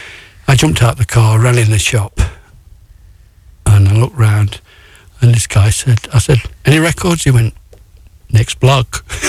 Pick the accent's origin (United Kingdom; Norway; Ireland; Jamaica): United Kingdom; England; I'm from England.